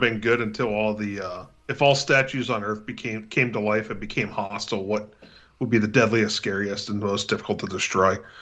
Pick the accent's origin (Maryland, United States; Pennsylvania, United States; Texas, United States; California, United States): Pennsylvania, United States; Pittsburgh; accent: Pittsburgh; my Pittsburgh accent